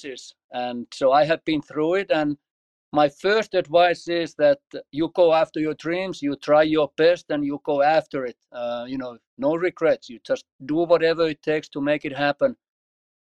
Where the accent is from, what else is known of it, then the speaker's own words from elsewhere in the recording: Finland; moved away as an adult; also born or lived in Martin, Tennessee / Washington, D.C.; now in United States; I grew up in Finland